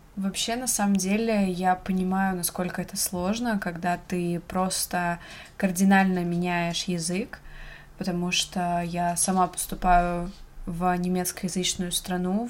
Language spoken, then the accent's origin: Russian; Russia; я из России